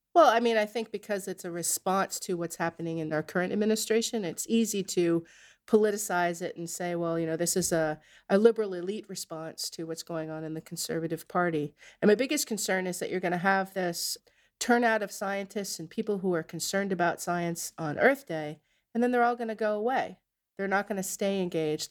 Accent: Narragansett, Rhode Island, United States; I grew up in Narragansett in Rhode Island

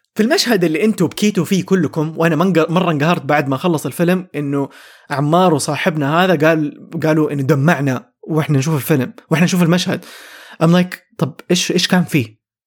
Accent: Saudi Arabia; عندنا في السعوديه

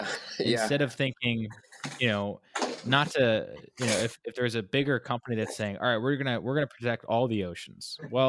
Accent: California, United States; born there; also born or lived in Hawaii; I lived out in Hawaii. I was born in California. So I'm very much so connected to the Pacific.

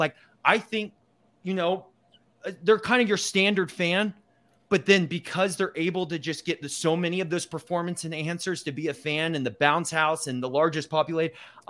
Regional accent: Provo, Utah, United States; born there; I was born in Provo.

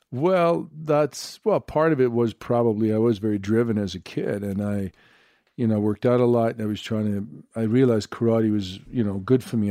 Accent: Sweden; moved away; I'm from Sweden, blonde

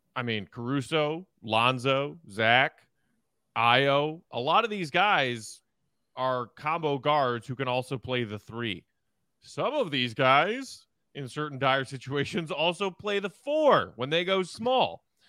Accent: Chicago suburbs, Illinois, United States; now in Chicago, United States; grew up in the suburbs and now lives in Chicago

